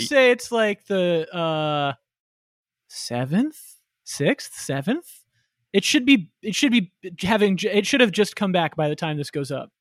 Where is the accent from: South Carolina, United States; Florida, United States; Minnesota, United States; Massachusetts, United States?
Florida, United States; young Jew growing up in Florida